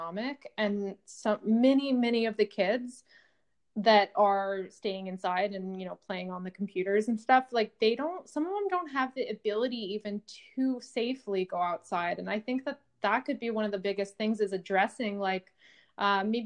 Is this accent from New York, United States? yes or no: no; California, United States; growing up in California